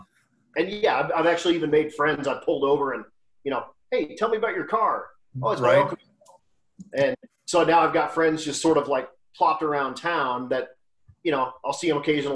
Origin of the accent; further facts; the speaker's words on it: Lakewood, Colorado, United States; also born or lived in Morrison, Colorado; I'm a native of the west end of town. I grew up in Lakewood, which is about 15 minutes from where I live now in Morrison.